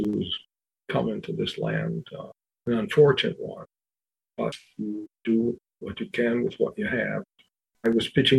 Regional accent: Buffalo, New York, United States; now in Washington, D.C., United States; I live in Washington, D.C. I was born and raised in Buffalo, New York, proud to be a Buffalonian

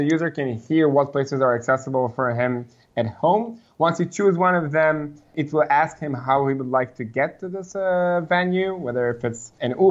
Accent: Israel; Grown up here in Israel, where I'm currently talking with you.

